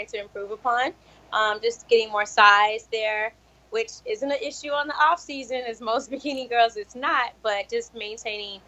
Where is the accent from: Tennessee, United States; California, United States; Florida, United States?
Florida, United States; Jacksonville; moved away as an adult; now in Chicago, United States; I'm from Jacksonville, Florida